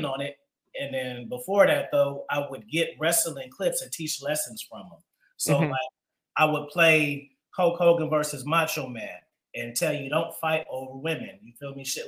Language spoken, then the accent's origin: English; Oakland, California, United States; I grew up in Oakland on the track